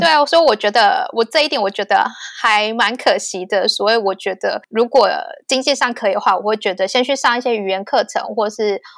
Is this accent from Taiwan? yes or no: yes; Taiwan; moved away as an adult; now in Vancouver, Canada; 只有我一个台湾人